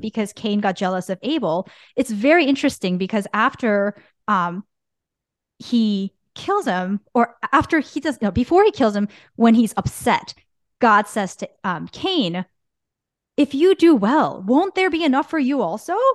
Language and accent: English; Bergen County, New Jersey, United States; growing up in Bergen County